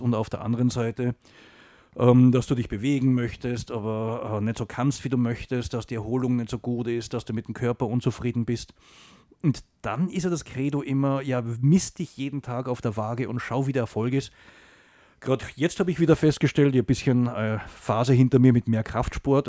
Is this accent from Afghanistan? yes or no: no; Salzburg, Austria; moved away as an adult; also born or lived in Germany; Ja, ich bin in Salzburg geboren